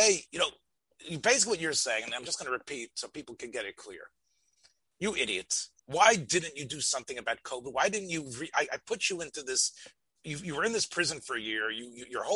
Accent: Union County, New Jersey, United States; moved away; I come from Union County in New Jersey

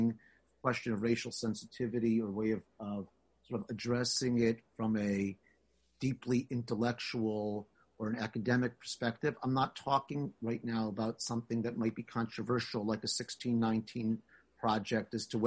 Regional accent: Chicago, Illinois, United States; As a Jewish kid growing up in Chicago

